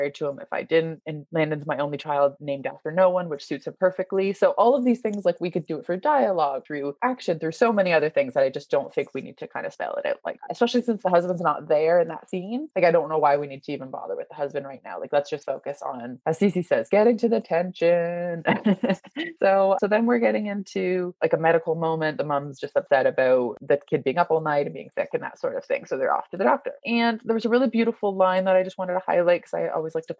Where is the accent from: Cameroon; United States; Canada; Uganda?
Canada; accent: Canadian; my Canadian accent